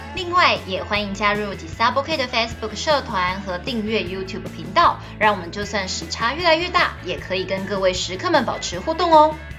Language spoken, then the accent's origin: Chinese; Taiwan; first language Taiwanese Hokkien; Chinese is a second language; 我一开始只会讲台语，所以我的母语算是台语